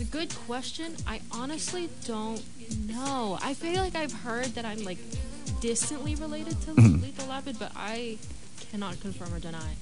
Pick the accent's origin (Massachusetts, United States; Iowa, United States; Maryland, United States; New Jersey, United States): Maryland, United States; moved away as an adult; now in Los Angeles, United States; move away from my hometown in Maryland